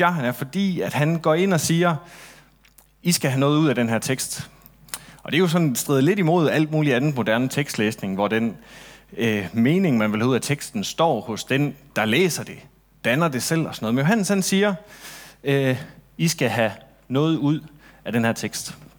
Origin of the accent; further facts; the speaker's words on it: Central and West Jutland, Central Denmark Region, Denmark; midtjyde, som jeg er, jeg kommer egentlig fra Midt- og Vestjylland, hvis det skal sådan helt rigtigt